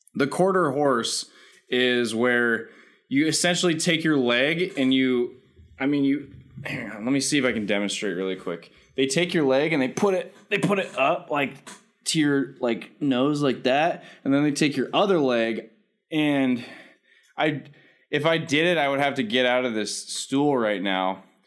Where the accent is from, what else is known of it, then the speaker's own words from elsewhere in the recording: California, United States; I was in fact born in California